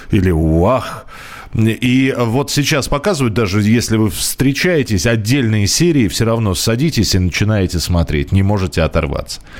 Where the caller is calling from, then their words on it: Saratov, Saratov Oblast, Russia; я бы сказал, что я из Саратова